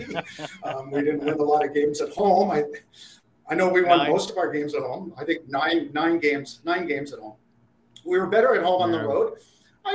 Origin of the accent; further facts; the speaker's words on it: Ottawa, Ontario, Canada; grew up in Ottawa.